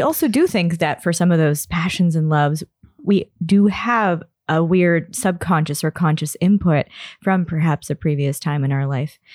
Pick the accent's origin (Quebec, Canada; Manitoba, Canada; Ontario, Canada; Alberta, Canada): Ontario, Canada; Toronto; I'm born and raised in Toronto